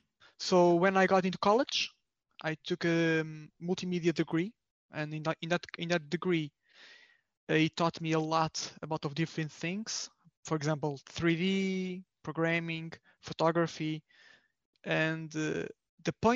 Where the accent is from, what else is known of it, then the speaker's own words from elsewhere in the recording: Portugal; I'm from Portugal, and I'm a graphic designer.